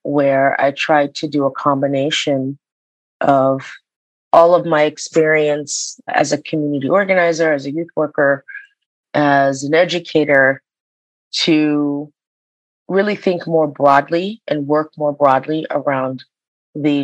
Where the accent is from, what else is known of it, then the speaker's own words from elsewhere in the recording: Boston, Massachusetts, United States; I grew up in Boston. I was born and raised in Boston